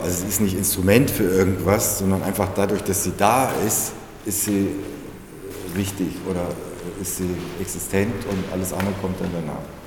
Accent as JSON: {"language": "German", "town": "Kassel", "region": "Hesse", "country": "Germany", "tie": "born or raised there", "said": "Ich bin ja in, in als Jugendlicher in Kassel aufgewachsen."}